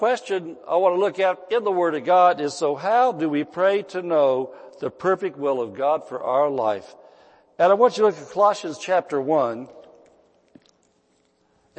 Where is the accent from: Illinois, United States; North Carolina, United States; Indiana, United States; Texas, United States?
Indiana, United States; moved away as an adult; now in California, United States; when Mrs. Pastor and I moved from Indiana to California